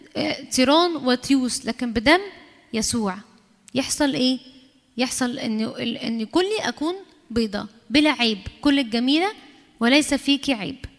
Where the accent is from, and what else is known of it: Egypt